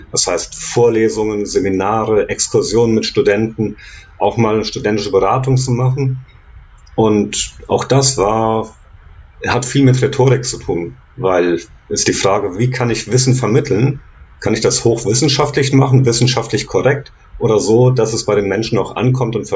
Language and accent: German; Giessen, Hesse, Germany; Da komme ich her, aus Gießen in Hessen.